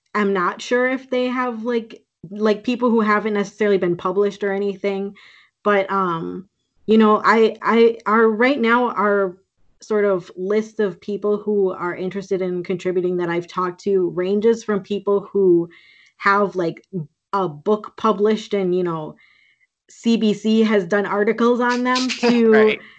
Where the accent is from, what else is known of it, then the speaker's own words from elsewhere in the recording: Green Bay, Wisconsin, United States; now in Minneapolis, United States; I grew up in Green Bay, Wisconsin, but uh, I live in Minneapolis and my family is from Sault Ste. Marie and Winnipeg originally